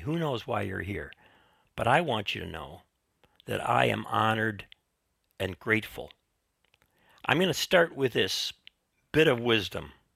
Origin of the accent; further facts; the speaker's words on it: Chicago, Illinois, United States; I grew up in Chicago